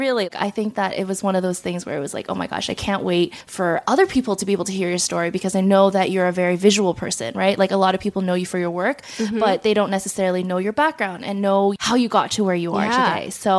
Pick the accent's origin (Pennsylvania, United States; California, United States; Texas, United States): California, United States; now in New York, United States; recently moved to New York, joined me back in June. And I feel like we've been able to bond a lot, considering the fact that we're from California.